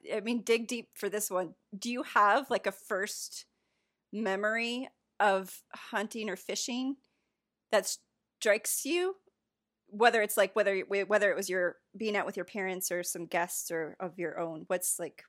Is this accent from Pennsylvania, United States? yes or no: no; Michigan, United States; I grew up in Michigan near the cornfields.